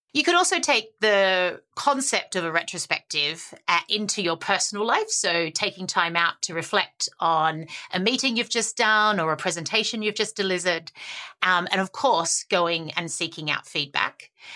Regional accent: Australia; I'm the Aussie optimist

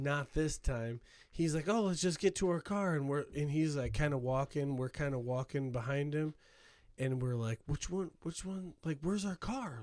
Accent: Hammond, United States; I grew up in Hammond

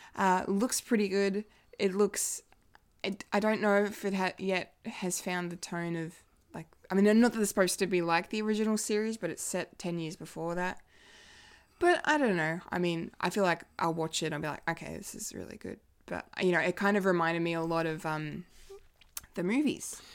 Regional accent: Bendigo, Victoria, Australia; born or raised there

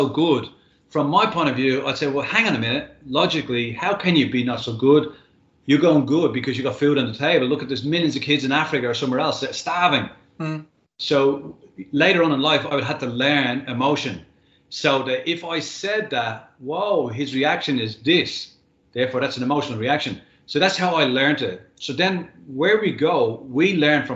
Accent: Dublin, Leinster, Ireland; moved away as an adult; now in Australia; when I was growing up in Dublin

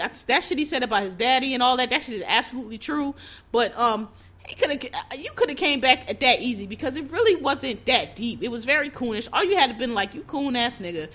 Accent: United States; I'm an American. We're Americans.

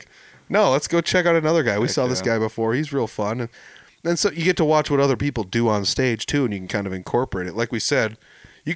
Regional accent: Humboldt, California, United States; I'm from Humboldt.

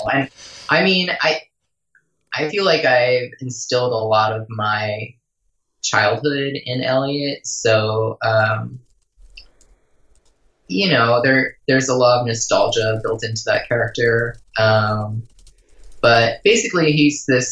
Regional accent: outside New York City, United States; I grew up outside New York City, like 20 miles outside.

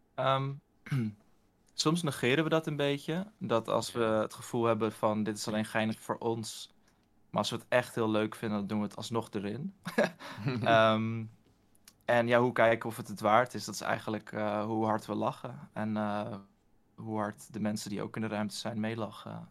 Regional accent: Utrecht, Netherlands; ik kom ook uit Utrecht.

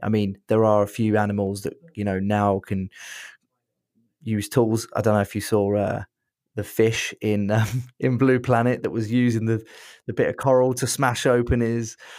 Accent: Brighton, South East England, United Kingdom; I'm from Brighton

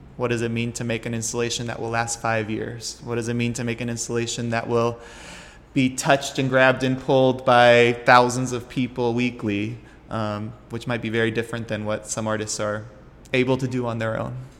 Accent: Dallas, Texas, United States; born and raised in Dallas, Texas

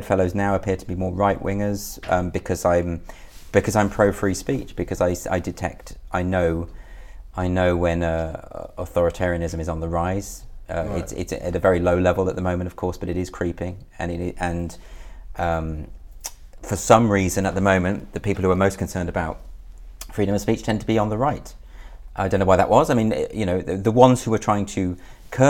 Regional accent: Birmingham, West Midlands, United Kingdom; In the Midlands, Birmingham

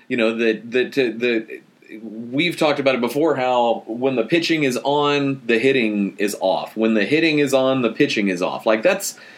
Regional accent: Texas, United States; moved away as an adult; also born or lived in Nashville, Tennessee; Texas is my home state, but I lived in Nashville for 7 years

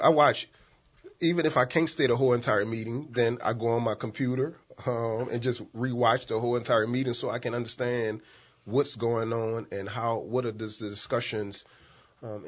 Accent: New Orleans, Louisiana, United States; I was born and raised in the St. Bernard Housing Projects

